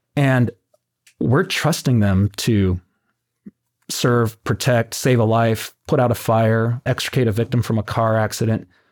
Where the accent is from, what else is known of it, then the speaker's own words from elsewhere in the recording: Tucson, Arizona, United States; now in Oceanside, United States; born and raised in Tucson, Arizona.